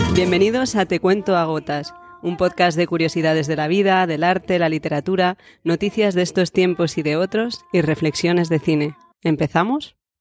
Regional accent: Spain; yo soy española

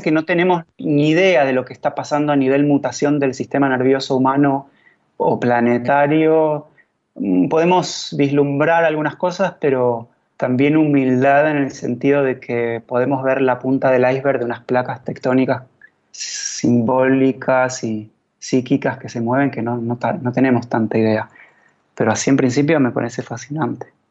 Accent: Argentina

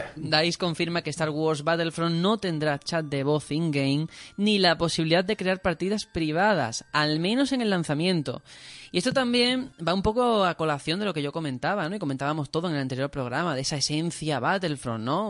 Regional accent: Spain

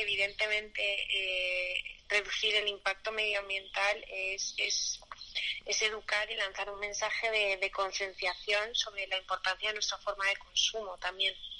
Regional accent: Madrid, Community of Madrid, Spain; como madrileña

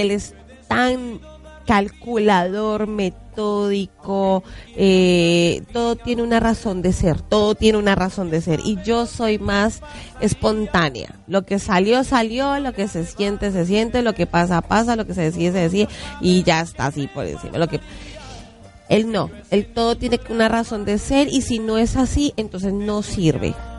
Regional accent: Bogotá, Colombia; also born or lived in Facatativá, Colombia; yo soy de Bogotá, pero viví siete años en Faca

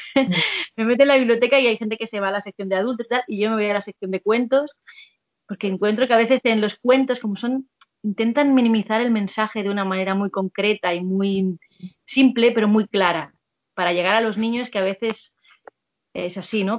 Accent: Catalonia, Spain; born or raised there; moved away as an adult; now in Madrid, Spain

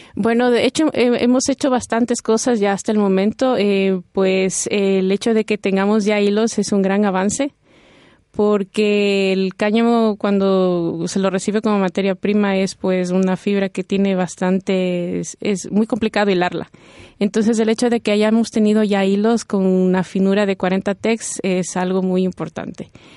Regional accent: Ecuador; moved away as an adult; now in Spain; Yo vengo de Ecuador y todos mis estudios me los han financiado con la Secretaría de Investigación de, Ecuador

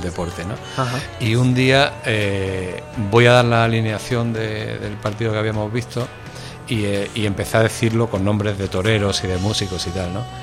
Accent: Málaga, Andalusia, Spain; now in Madrid, Spain; yo como malagueño rápidamente me sentí querido por Madrid

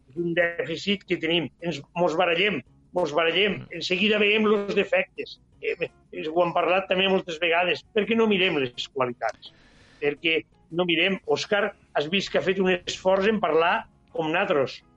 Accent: Catalonia, Spain; som catalans

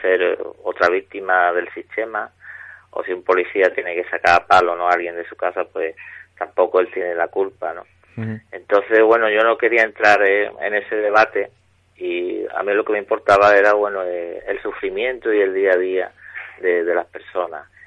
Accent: Jerez de la Frontera, Andalusia, Spain; desde chico yo soy de Jerez y aquí en Andalucía, en la provincia de Cádiz

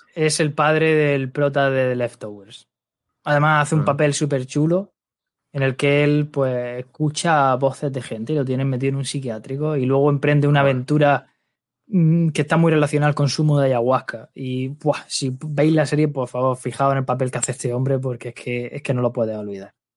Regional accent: Lorca, Region of Murcia, Spain; soy de Lorca, ya sabéis que aquí en Murcia

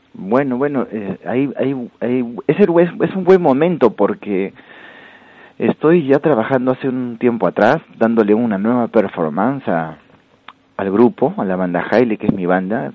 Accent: Huancayo, Junín, Peru; now in Spain; la, la, provincia donde yo vengo es de Huancayo

